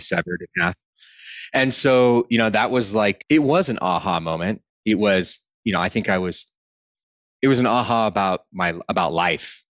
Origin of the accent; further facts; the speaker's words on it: Austin, Texas, United States; I grew up in Austin, Texas